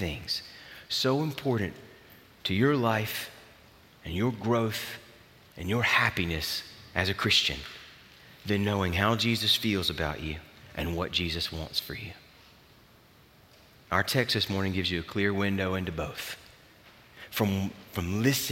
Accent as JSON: {"language": "English", "region": "the South", "country": "United States", "tie": "born or raised there", "said": "I grew up in the South"}